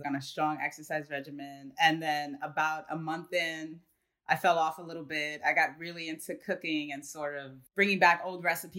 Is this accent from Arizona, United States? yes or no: no; New York City, New York, United States; I'm born and raised in the Bronx. So I guess I see myself totally as like a New Yorker.